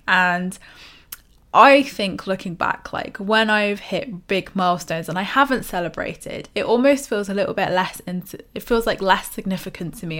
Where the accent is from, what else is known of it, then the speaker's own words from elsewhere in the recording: United Kingdom; us British people